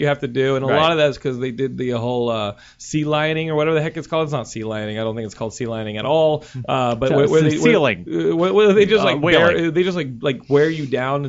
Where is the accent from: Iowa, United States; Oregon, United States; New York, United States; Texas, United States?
Texas, United States; You can dox me, but I'm from Texas.